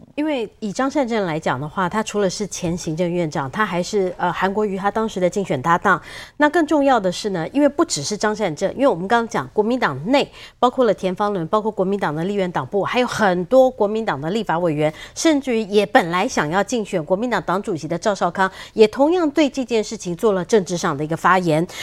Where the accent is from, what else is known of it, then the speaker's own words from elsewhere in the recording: Taiwan; 作为一个台湾人，我们每一个人都有这个贡献